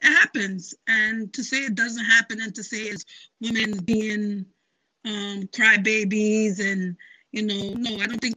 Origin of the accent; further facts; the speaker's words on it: Jamaica; now in United States; I'm Jamaican